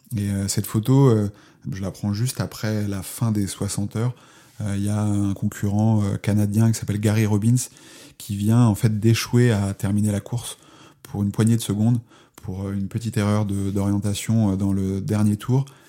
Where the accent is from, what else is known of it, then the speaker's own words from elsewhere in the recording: Charente, Nouvelle-Aquitaine, France; je suis de, de Charente, c'est un endroit relativement plat.